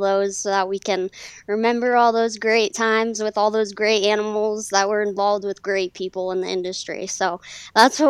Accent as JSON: {"language": "English", "town": "Longmont", "region": "Colorado", "country": "United States", "said": "We're from Longmont, Colorado"}